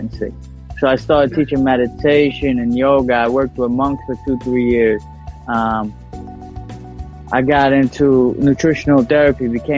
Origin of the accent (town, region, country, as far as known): New York City, New York, United States; born or raised there